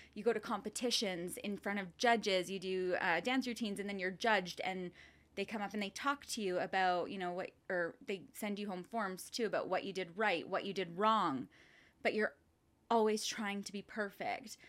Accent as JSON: {"language": "English", "town": "Lethbridge", "region": "Alberta", "country": "Canada", "tie": "born or raised there", "also_born_or_lived": "Coaldale, Alberta / Vancouver, British Columbia", "moved": "as an adult", "said": "I grew up in Lethbridge and Coldale."}